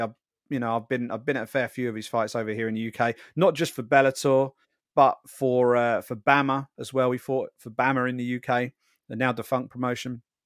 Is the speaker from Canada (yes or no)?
no; United Kingdom; I'm a Brit